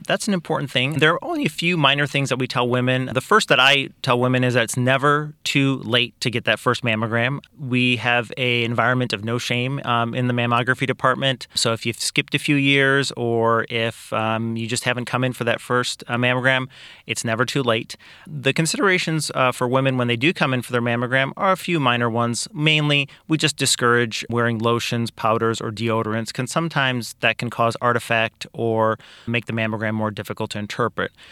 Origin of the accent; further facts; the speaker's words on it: Kankakee, Illinois, United States; also born or lived in Iowa / Peoria; I am originally from Kankakee. I grew up here, was raised here